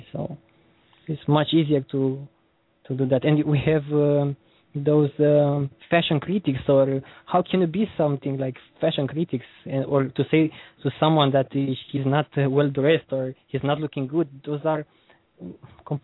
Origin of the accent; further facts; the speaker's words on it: Romania; English is a second language; I'm from Romania, I see there many people are literally struggling for eating something